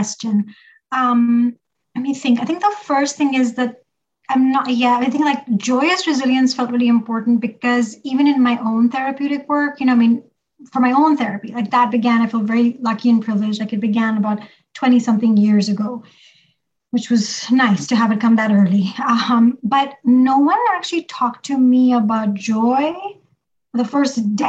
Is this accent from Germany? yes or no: no; Pakistan; now in United States; growing up in Pakistan